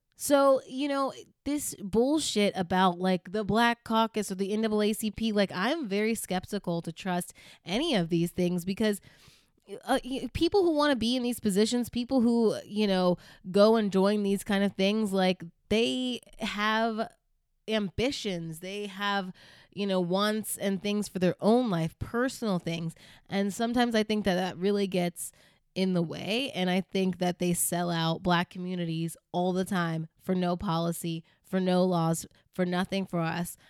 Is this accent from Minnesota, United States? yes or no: no; Virginia, United States; so when we grew up in Virginia, we went to a black church with, y, a black Baptist church, a Southern black Baptist church.